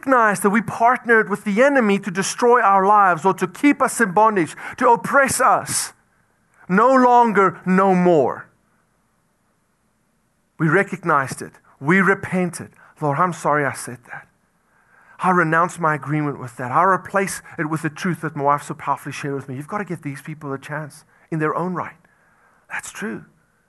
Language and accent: English; South Africa; moved away; I'm from South Africa